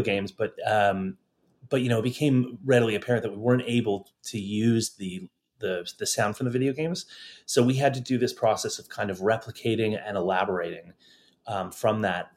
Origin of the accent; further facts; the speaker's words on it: Toronto, Ontario, Canada; moved away as an adult; also born or lived in London / Los Angeles; in my hometown of Toronto